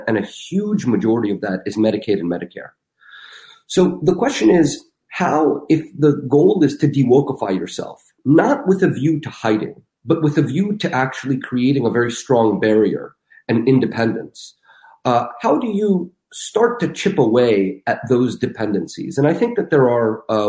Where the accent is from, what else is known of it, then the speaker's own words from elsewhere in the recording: Russia; moved away; I'm from Russia. I was born in Russia.